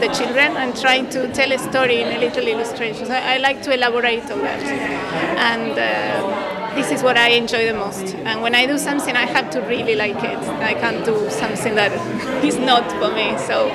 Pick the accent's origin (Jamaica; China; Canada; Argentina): Argentina; now in Shrewsbury, United Kingdom; from Argentina